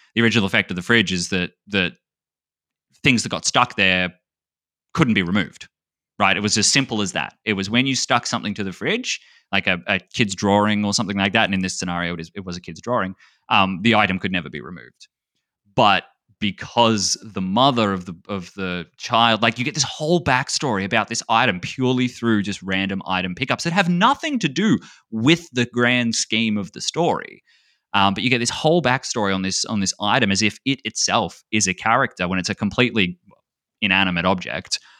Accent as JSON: {"language": "English", "country": "Australia", "said": "being Australian, we call Cheerios like something different. Like Cheerios for us are like little hot dogs"}